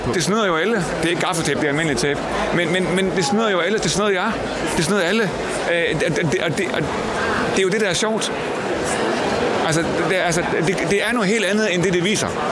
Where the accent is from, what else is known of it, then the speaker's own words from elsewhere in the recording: Jutland, Denmark; jeg er fra Jylland